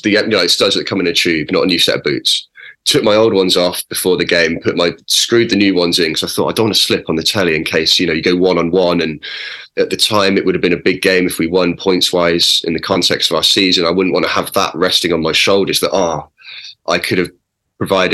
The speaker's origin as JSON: {"language": "English", "town": "Oxford", "region": "South East England", "country": "United Kingdom", "tie": "born or raised there", "said": "I grew up in Oxford and playing for Oxford"}